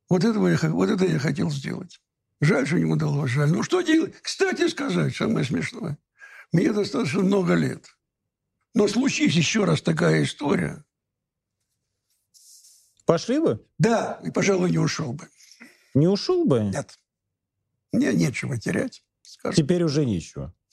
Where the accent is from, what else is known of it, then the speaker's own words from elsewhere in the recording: Moscow, Russia; born there; Я родился в Москве и довольно часто здесь бываю.